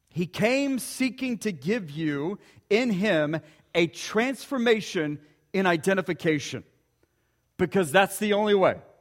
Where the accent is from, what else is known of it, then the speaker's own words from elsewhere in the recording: Ponca City, Oklahoma, United States; growing up in Ponca City, Oklahoma, about an hour from here